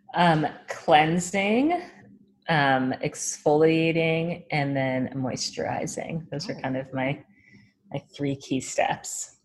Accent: New York, United States; also born or lived in New Orleans / Minneapolis; I, I loved growing up in New York. Before New York, I lived in New Orleans, and then I was born actually in Minneapolis, but oh. I do not remember that. So I kind of just say I'm a New Yorker because I lived here since I was like seven years old

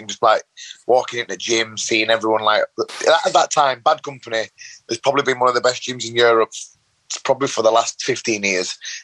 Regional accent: Leeds, Yorkshire and the Humber, United Kingdom; I grew up in Leeds, born and bred in Leeds, bit of a rough council estate area

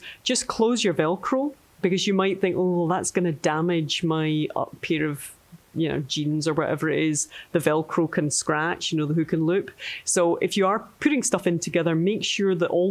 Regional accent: Scotland, United Kingdom; we're Scottish

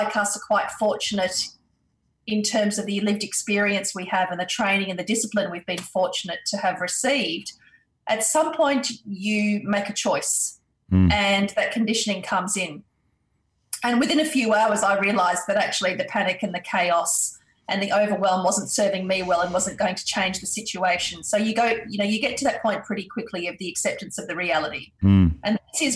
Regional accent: Perth, Western Australia, Australia; also born or lived in India; as a family we immigrated to Australia, and I did my schooling and uni years here in Australia

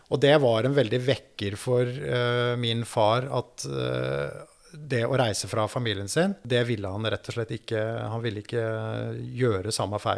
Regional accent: Lillehammer, Innlandet, Norway; jeg vokste opp i Lillehammer, er en innenlandsgutt og har levd et ganske sånn vil, vil si et ganske normalt, normal oppvekst

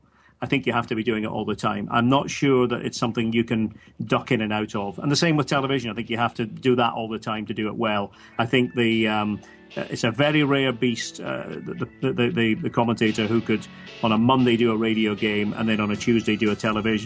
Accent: Scotland, United Kingdom; as a Scot

